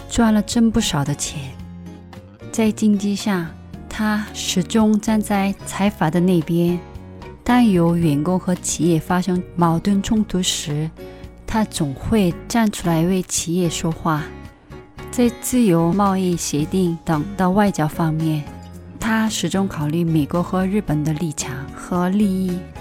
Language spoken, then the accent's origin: Chinese; South Korea; Chinese is a second language; 作为一个韩国人